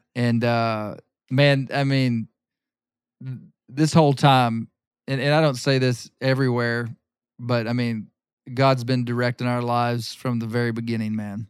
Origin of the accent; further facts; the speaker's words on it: Arkansas, United States; grew up here in Arkansas